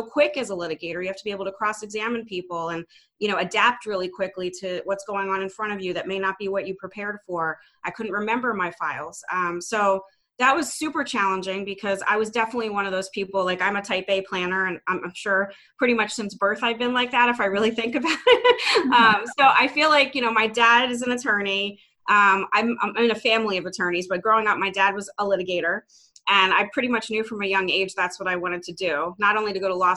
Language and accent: English; Philadelphia, Pennsylvania, United States; Born and raised in the Philadelphia area. I've never lived anywhere else.